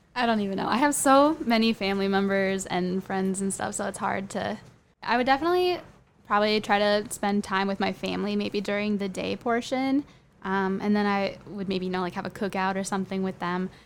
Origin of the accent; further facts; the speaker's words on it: Minnesota, United States; I'm from Minnesota.